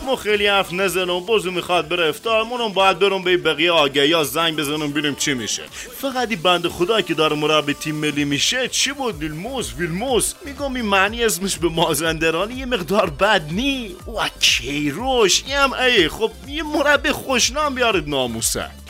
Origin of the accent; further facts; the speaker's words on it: Khuzestan, Iran; ما بچه خوزستانم